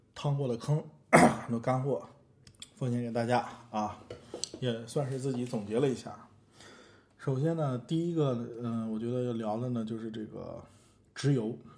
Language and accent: Chinese; China; 我们中国人